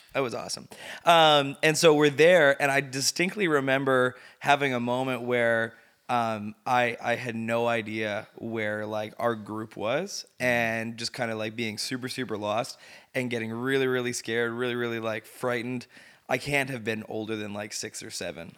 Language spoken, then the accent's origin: English; Sudbury, Ontario, Canada; moved away; I grew up in Sudbury.